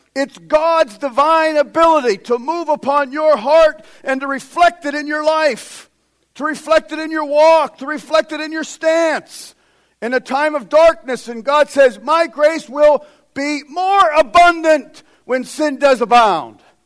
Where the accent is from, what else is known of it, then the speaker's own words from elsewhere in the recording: United States; we as American Christians